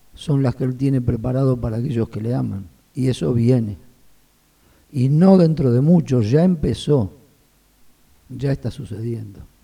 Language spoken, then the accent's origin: Spanish; Buenos Aires, Argentina; nací en, Capital, en Buenos Aires, iba a una iglesia de ahí de Capital, en el, barrio de Mataderos, y desde chico este, iba a la escuela bíblica